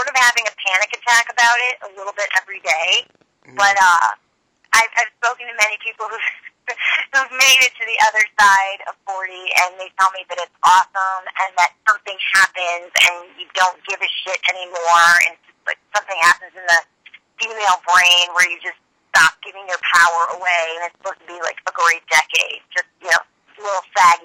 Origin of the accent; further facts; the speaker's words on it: Cleveland, Ohio, United States; moved away as an adult; now in New York City, United States; I grew up in Cleveland. It's, whatever. I got out of there as fast as I could, moved to New York City, and I've been here for 22 years